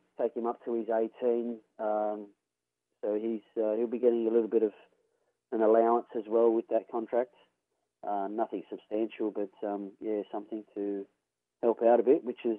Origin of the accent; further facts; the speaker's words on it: Sydney, New South Wales, Australia; also born or lived in Townsville; My dad was in the army, and he was posted up there. So I was born there, but only for 2 years, and then we came back down to Sydney. And then, grew up in Sydney.